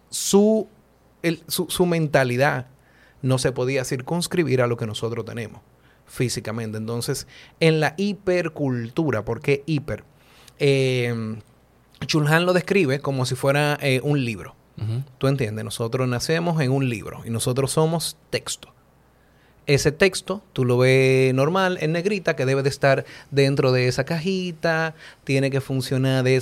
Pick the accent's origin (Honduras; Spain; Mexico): Honduras; Yo soy de Honduras.